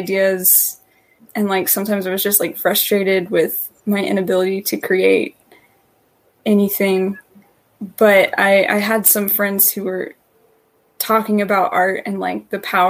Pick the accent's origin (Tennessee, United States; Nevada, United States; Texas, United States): Tennessee, United States; I'm from Tennessee.